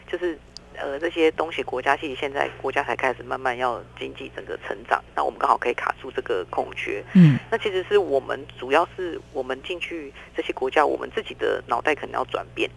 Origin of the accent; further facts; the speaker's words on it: Taiwan; 东南亚是一个呃非常值得我们台湾人去布局的一个国家